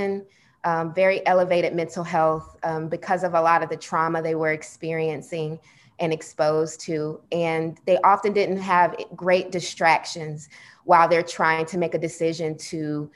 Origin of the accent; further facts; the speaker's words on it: Atlanta, Georgia, United States; I was born and raised in Atlanta